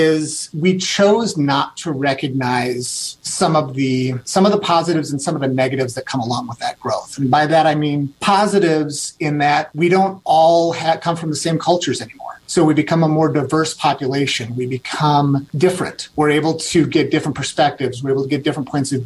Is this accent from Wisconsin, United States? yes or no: yes; Wisconsin, United States; moved away as an adult; now in Redmond, United States; I grew up in Wisconsin in a very small town, about 1,400 people, kindergarten through high school